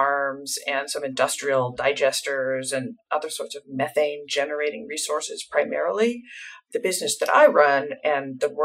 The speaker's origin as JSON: {"language": "English", "country": "United States", "said": "being an American, and I work a fair amount in Europe"}